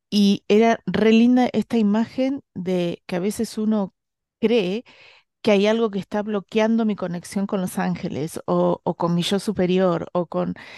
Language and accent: Spanish; Bahía Blanca, Buenos Aires Province, Argentina; yo soy de Bahía Blanca